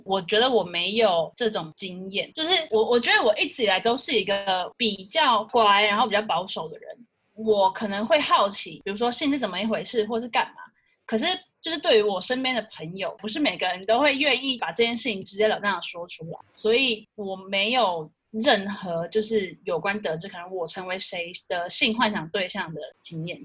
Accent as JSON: {"language": "Chinese", "country": "Taiwan", "said": "我是台湾人"}